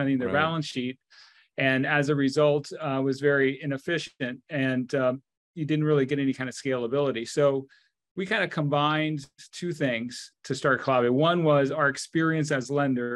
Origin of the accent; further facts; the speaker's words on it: United States; also born or lived in Argentina / Mexico; Although I grew up in the United States, my parents came to the U.S. when I was very small.